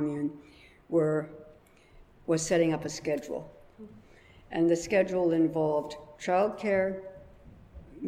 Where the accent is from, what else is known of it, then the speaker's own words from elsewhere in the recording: Canada; moved away as an adult; also born or lived in London, United Kingdom / New York, United States; now in Brooklyn, United States; I was brought to Canada. I was raised in Canada